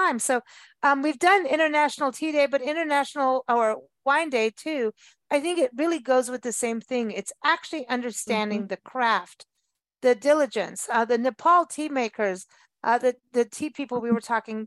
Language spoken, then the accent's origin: English; South Africa; moved away; also born or lived in Kenya; growing up in South Africa